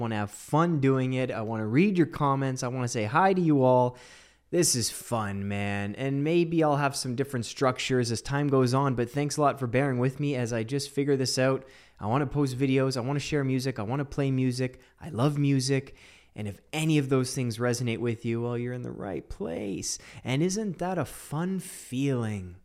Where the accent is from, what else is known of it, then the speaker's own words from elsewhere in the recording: Canada; I'm Canadian. I'm as Canadian as they come.